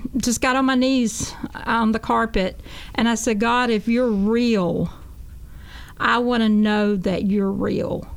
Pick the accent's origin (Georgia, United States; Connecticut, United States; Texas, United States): Georgia, United States; Jesup; I'm from Jessup, Georgia, a small country town. I grew up as a Baptist